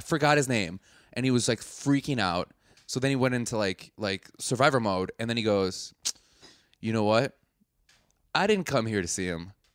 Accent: Milwaukee, Wisconsin, United States; I'm not from a small town. I'm from Milwaukee, the sixteenth biggest city in the United States

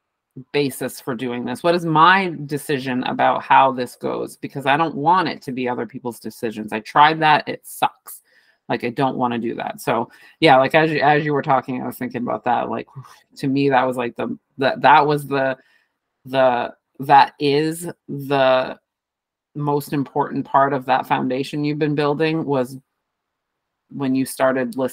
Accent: New England, United States; we grew up in New England

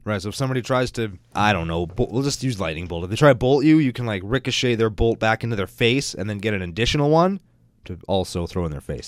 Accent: Canada; We're Canadian. Everybody in Canada has watched the raccoons.

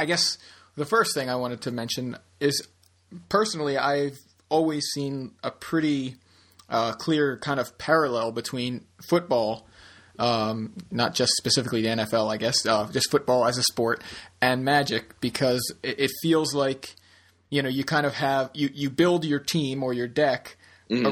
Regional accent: Baltimore, Maryland, United States; we're from Baltimore

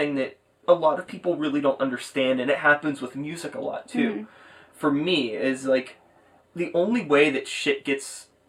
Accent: Pittsburgh, Pennsylvania, United States; I grew up in Pittsburgh.

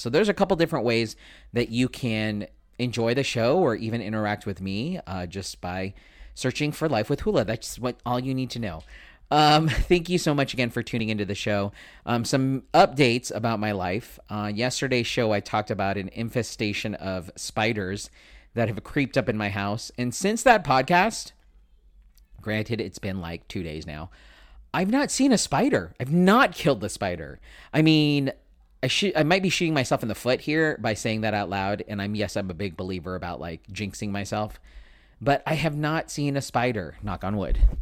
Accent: San Diego, California, United States; I am born and raised in San Diego.

